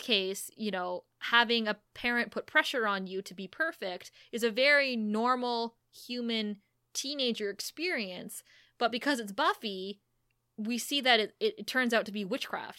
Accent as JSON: {"language": "English", "town": "Thunder Bay", "region": "Ontario", "country": "Canada", "tie": "born or raised there"}